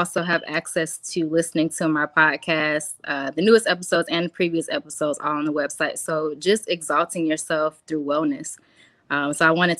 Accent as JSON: {"language": "English", "town": "Columbia", "region": "South Carolina", "country": "United States", "moved": "as an adult", "lives_now": "Charlotte, United States", "said": "I'm originally from Columbia, South Carolina, but I now reside in Charlotte, North Carolina."}